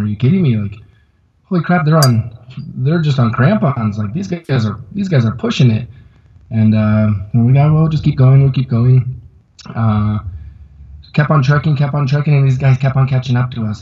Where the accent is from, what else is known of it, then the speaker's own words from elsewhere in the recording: Conifer, Colorado, United States; also born or lived in Portland, Oregon; now in Quito, Ecuador; I'm originally from Conifer, Colorado